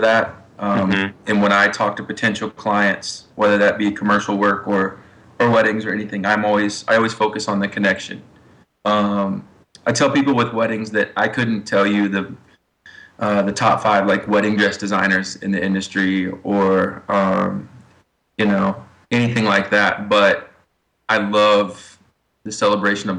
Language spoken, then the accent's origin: English; Ozark, Missouri, United States; I grew up in Ozark, Missouri, so just south of Springfield, Missouri.